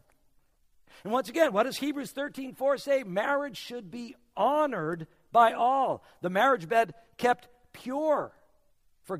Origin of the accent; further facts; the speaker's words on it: New England, United States; now in South Florida, United States; I come from New England